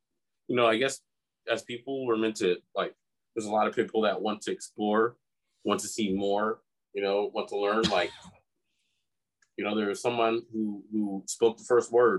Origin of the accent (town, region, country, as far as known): United States